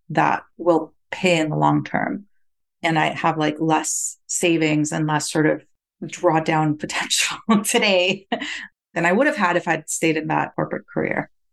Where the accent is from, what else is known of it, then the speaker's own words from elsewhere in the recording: Costa Rica; moved away as an adult; now in United States; I was born and raised in Costa Rica